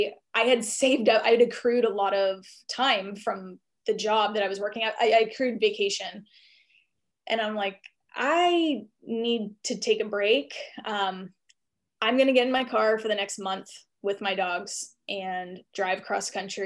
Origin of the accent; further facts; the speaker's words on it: East Coast, United States; And we bounced around a little bit because I went to college in Austin, Texas, but I was from the East Coast.